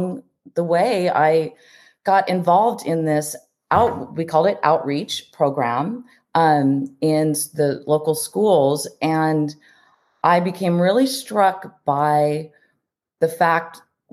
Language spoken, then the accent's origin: English; Orange County, California, United States; also born or lived in Fullerton / San Juan Capistrano; I have grown up in both North and South Orange County. I grew up in Fullerton and then in San Juan Capistrano